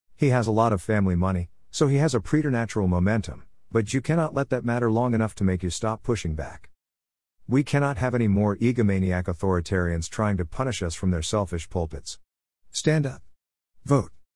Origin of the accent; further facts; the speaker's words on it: Nebraska, United States; now in New York, United States; I grew up in Nebraska. Then I escaped to New York